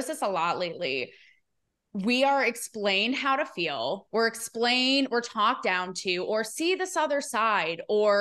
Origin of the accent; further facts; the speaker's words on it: New York area, United States; moved away; I'm from New York area